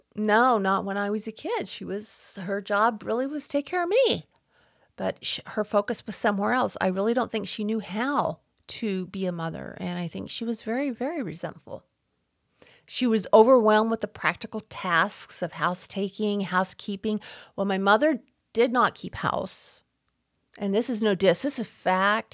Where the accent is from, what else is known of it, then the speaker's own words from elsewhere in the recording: Texas, United States; growing up in Texas, not wearing shoes on the farm